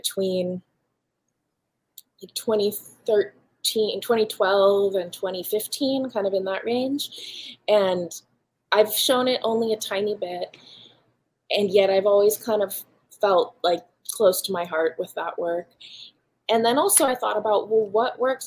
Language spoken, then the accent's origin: English; Hawaii, United States; moved away; my early childhood growing up in Hawaii on the volcano